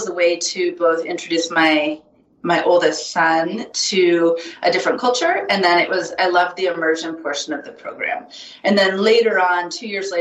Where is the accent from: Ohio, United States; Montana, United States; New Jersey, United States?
Montana, United States; moved away as an adult; also born or lived in California; now in Bozeman, United States; I grew up in Montana, moved to California